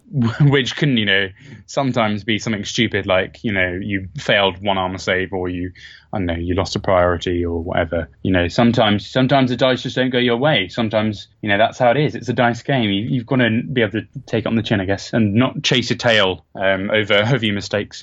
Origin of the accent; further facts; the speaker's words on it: Bedford, East of England, United Kingdom; moved away; I'm from Bedford originally